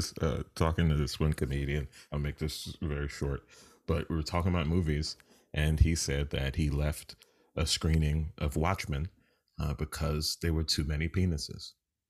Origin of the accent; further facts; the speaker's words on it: New York City, New York, United States; I grew up in New York City.